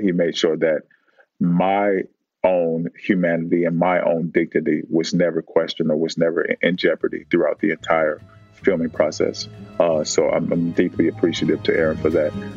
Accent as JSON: {"language": "English", "town": "Oakland", "region": "California", "country": "United States", "tie": "born or raised there", "said": "I grew up in Oakland"}